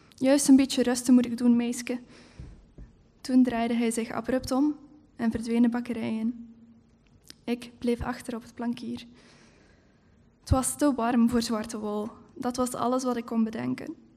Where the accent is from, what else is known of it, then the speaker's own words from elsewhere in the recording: Heule, Flanders, Belgium; in Heulen, waar ik ook opgegroeid ben.